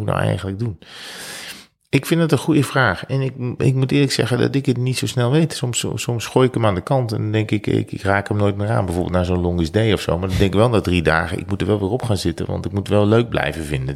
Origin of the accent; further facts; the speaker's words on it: North Brabant, Netherlands; we komen uit Brabant.